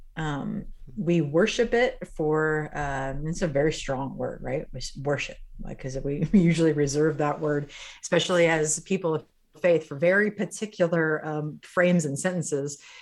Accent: Midwest, United States; I grew up in the Midwest, Irish Catholic family, blue collar family in many ways.

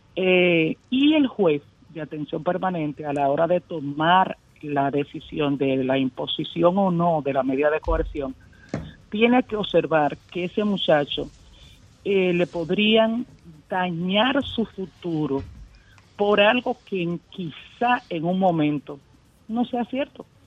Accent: Sosúa, Puerto Plata, Dominican Republic; yo soy de Sosúa

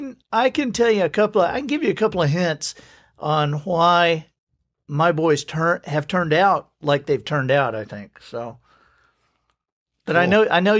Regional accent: Alabama, United States; And so I grew up moving around Alabama.

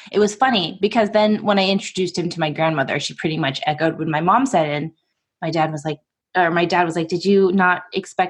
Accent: Portland, United States; I'm from Portland

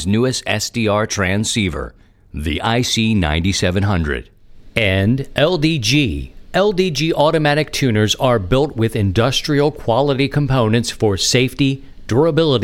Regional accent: Baltimore, Maryland, United States; now in St. Louis, United States; It goes back to the East Coast, growing up in Baltimore, and you are bred to not like certain things

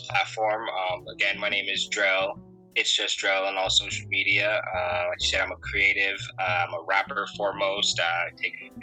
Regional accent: Connecticut, United States; moved away as an adult; also born or lived in Florida / Atlanta, Georgia / Boston, Massachusetts; now in Maine, United States; I was born and raised in Connecticut.

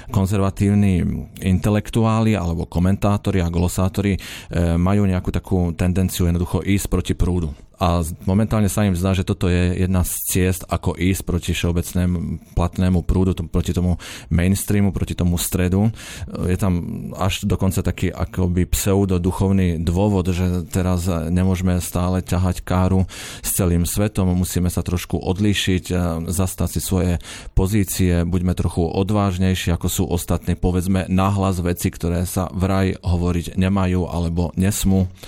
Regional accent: Žilina Region, Slovakia; mojej rodnej obci

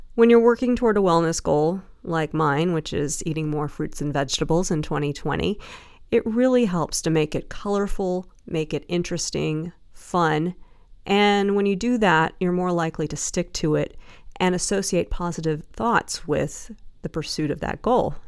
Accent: the South, United States; I grew up in the South

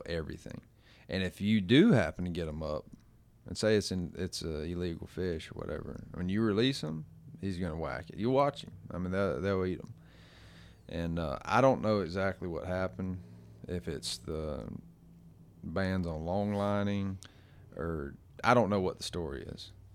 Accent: Gulf Coast, United States; moved away; I come from the Gulf

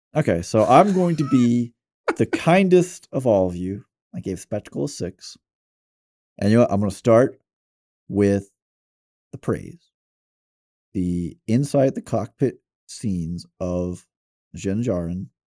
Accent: the South, United States; it'd be hard for someone to say, "Oh, you're definitely from the South," until I say "y'all."

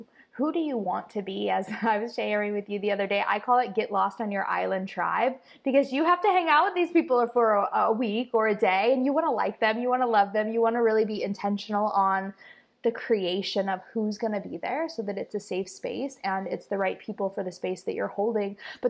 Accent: Costa Rica; and now mostly here in Costa Rica, my home country that I tried to leave, and it just keeps calling me back.

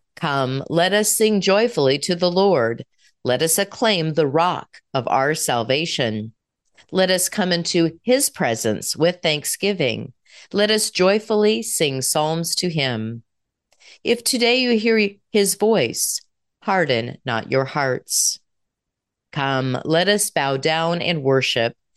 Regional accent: United States; We as American citizens

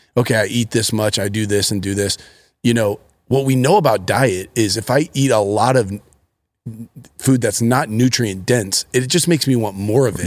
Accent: Akron, Ohio, United States; I grew up in Akron, Ohio.

